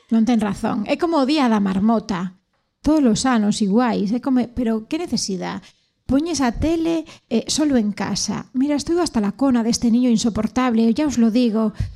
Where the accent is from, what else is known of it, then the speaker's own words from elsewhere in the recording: Vigo, Galicia, Spain; Eu son super viguesa, gustame moitísimo a miña cidade